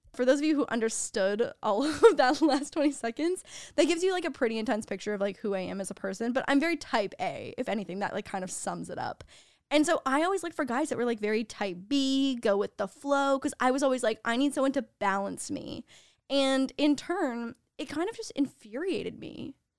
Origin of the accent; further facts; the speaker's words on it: Canada; moved away; being Canadian, we don't really do the whole sorority and fraternity thing